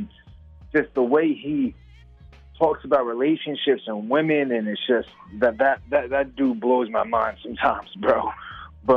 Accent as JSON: {"language": "English", "area": "Long Island", "region": "New York", "country": "United States", "moved": "as an adult", "lives_now": "Atlanta, United States", "said": "I'm actually from Long Island, so I'm literally right in the middle of that big old island"}